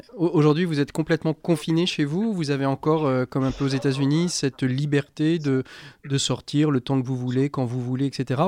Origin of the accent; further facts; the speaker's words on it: France; chez vous, comme chez nous en France